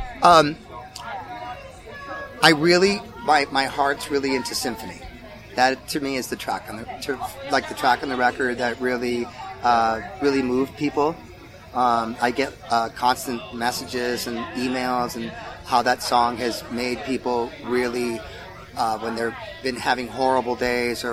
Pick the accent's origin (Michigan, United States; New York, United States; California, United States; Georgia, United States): California, United States; Los Angeles; We come from Los Angeles, so kind of that's how I grew up, with all different kinds of amazing musics.